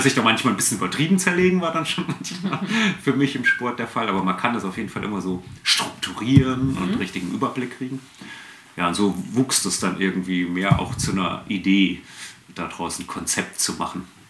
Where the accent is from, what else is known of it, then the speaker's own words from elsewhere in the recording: Fulda, Hesse, Germany; also born or lived in Frankfurt / Bad Wildungen; Ursprünglich geboren in Fulda